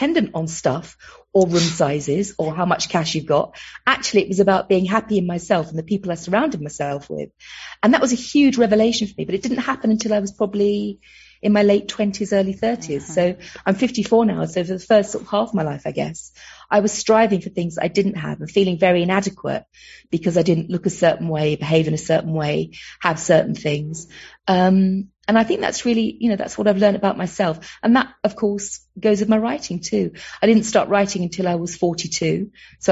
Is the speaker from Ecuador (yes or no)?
no; London, United Kingdom; accent: Cockney; moved away; I'm a Londoner who grew up on the Isle of Dogs in East London